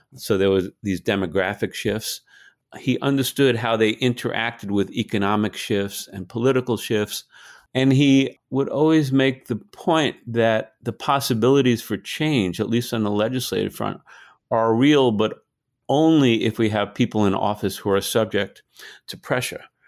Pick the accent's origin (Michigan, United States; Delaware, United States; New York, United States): New York, United States; I grew up in New York, kind of a lower middle class Jewish community